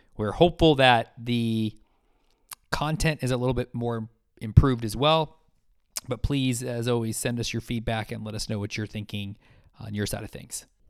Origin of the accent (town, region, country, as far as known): United States